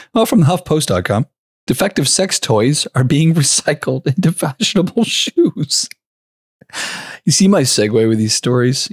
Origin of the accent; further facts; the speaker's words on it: Canada; we're Canadian